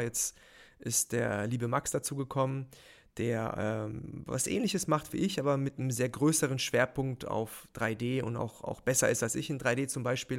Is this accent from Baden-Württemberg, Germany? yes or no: yes; near Heidelberg, Baden-Württemberg, Germany; moved away as an adult; also born or lived in Mannheim; now in Munich, Germany; aufgewachsen in der Nähe von Heidelberg